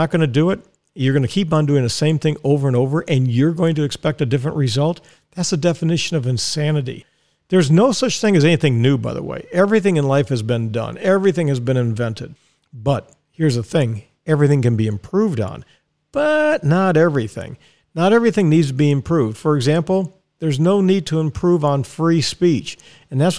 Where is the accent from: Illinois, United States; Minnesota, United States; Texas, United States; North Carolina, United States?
Texas, United States; Dallas; now in Ocala, United States; we lived in Dallas, and I was born in Dallas, Texas. I'm a Texan